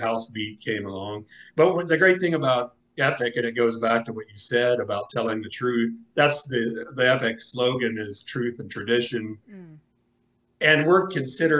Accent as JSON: {"language": "English", "town": "Xenia", "region": "Ohio", "country": "United States", "tie": "born or raised there", "also_born_or_lived": "Florida", "said": "grew up in Xenia, I grew up in Ohio."}